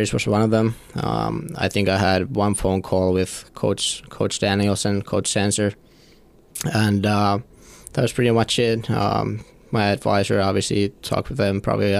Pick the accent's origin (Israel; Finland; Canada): Finland; moved away as an adult; now in Big Rapids, United States; I'm from Finland